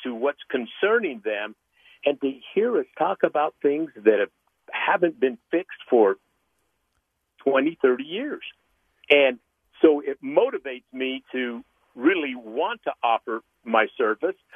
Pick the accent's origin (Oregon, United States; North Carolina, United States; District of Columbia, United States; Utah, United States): Utah, United States; growing up in Utah foster care